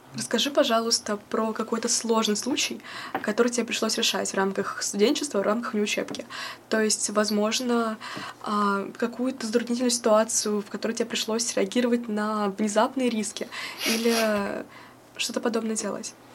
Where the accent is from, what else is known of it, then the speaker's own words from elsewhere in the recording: Voronezh, Voronezh Oblast, Russia; moved away as an adult; now in Moscow, Russia; я приехала из Воронежа